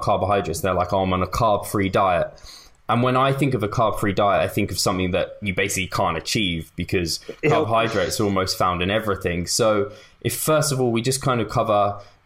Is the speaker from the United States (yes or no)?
no; England, United Kingdom; I'm English